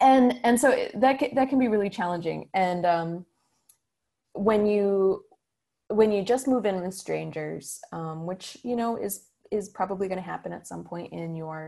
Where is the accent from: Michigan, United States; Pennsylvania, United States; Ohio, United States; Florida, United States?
Michigan, United States; Grand Rapids; now in Ann Arbor, United States; I grew up in Grand Rapids my whole life. And when I moved to Ann Arbor, I didn't know anybody.